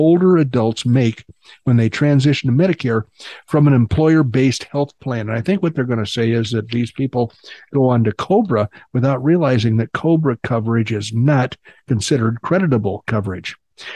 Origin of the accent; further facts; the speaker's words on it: England, United Kingdom; I'm English.